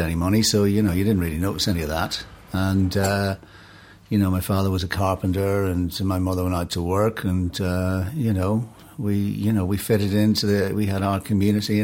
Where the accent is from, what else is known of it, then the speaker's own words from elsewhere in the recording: Enniskillen, Northern Ireland, United Kingdom; moved away as an adult; also born or lived in New York; I was born in Enniskillen. Beautiful town. Fabulous, beautiful island town. It was a great place to grow up as a kid